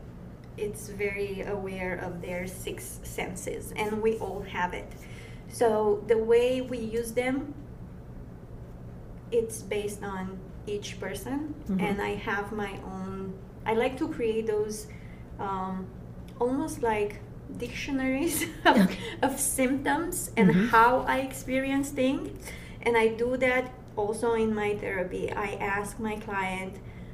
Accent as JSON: {"language": "English", "country": "Romania", "second_language": "English", "moved": "yes", "said": "I'm coming from Dracula's country."}